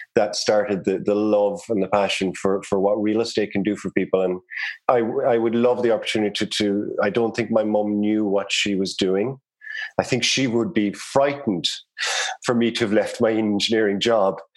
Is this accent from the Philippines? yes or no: no; Cork, Munster, Ireland; accent: Irish; moved away as an adult; now in Canada; I grew up in Cork City in Ireland. Cork would be in the south of Ireland, the Republic of Ireland.